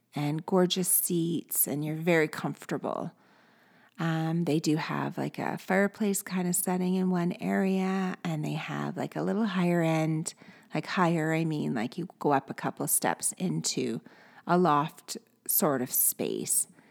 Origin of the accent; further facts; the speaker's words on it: Canada